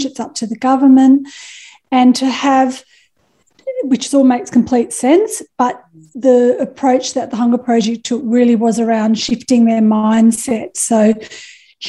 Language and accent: English; Perth, Western Australia, Australia; I was a young mum. I was from Perth.